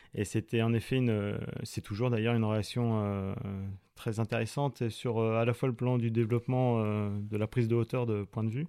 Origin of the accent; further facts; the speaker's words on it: Eure, Normandy, France; also born or lived in Mont-Saint-Aignan; J'ai grandi à, à de mer qui est, dans l'Eure, qui est une petite ville euh, juste au-dessous.